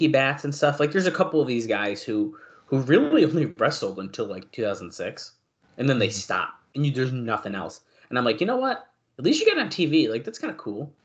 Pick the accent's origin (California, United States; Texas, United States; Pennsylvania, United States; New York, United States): New York, United States; Syracuse; I grew up like a half mile from this post office.